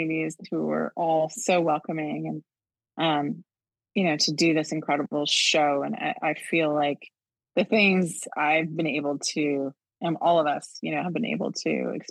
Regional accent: Wolfville, Nova Scotia, Canada; moved away; also born or lived in Montreal, Quebec; Growing up in Wolfville, Nova Scotia

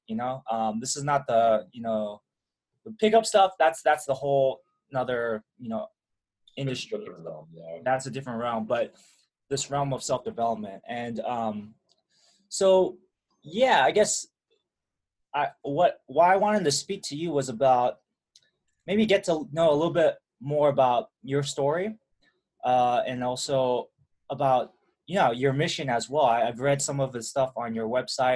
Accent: Milpitas, California, United States; I grew up in a town called Milpitas. Parents are from Taiwan

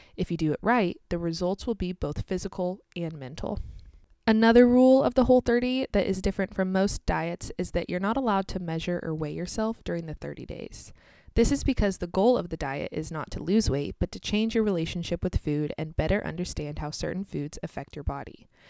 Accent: United States; also born or lived in Kansas; I'm American, live in the state of Kansas in the United States

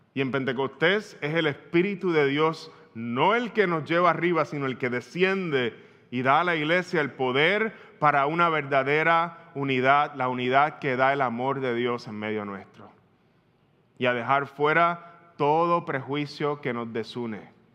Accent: Puerto Rico; Tú y yo como puertorriqueños

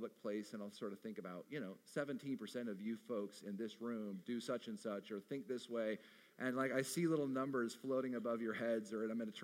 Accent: Arizona, United States; my home state of Arizona

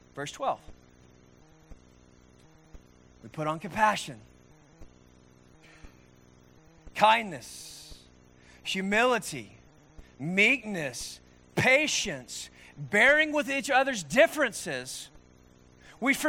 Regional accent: Norman, Oklahoma, United States; born and raised in Norman, Oklahoma, in the United States

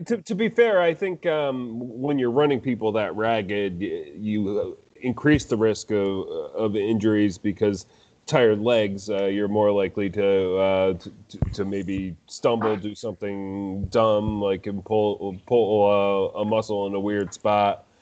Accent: United States; I grew up in the United States

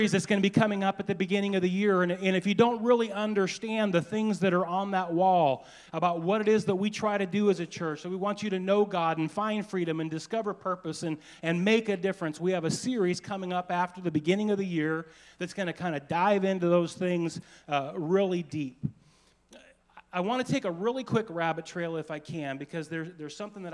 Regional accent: Anacortes, Washington, United States; I was born and raised in Anacortes.

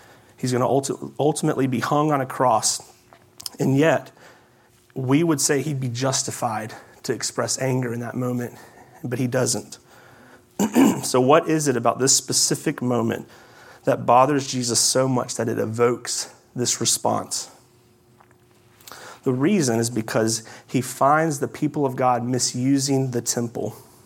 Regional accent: South Carolina, United States; I'm from South Carolina

